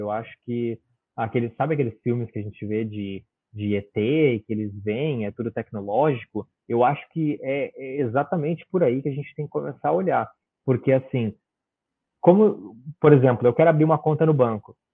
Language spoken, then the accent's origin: Portuguese; Brazil; now in Australia; certificado pela corte do Brasil, da cidade onde eu nasci